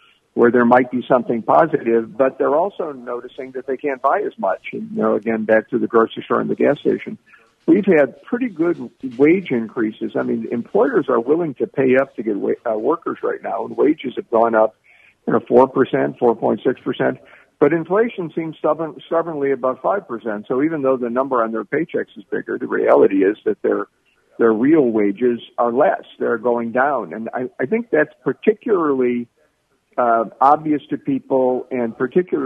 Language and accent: English; Cleveland, Ohio, United States; Cleveland's my hometown